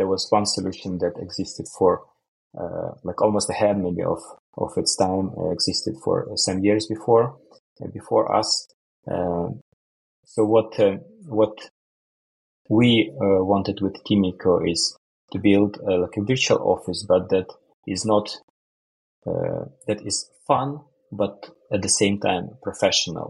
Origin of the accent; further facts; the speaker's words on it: Ukraine; moved away as an adult; now in Sweden; I'm originally from Ukraine, and I moved to Sweden for career reasons.